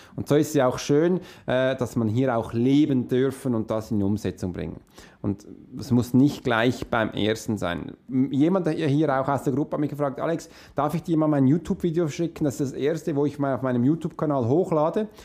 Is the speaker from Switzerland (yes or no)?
yes; Switzerland; ich bin Schweizer, wie für uns Hochdeutsch zu sprechen ist nicht so einfach, weil wir ganz anders reden